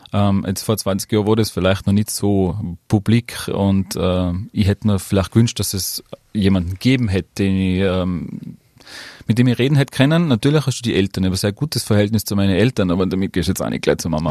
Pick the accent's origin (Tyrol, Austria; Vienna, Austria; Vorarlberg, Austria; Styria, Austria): Tyrol, Austria; Drag Kings gibt's bei uns in Tirol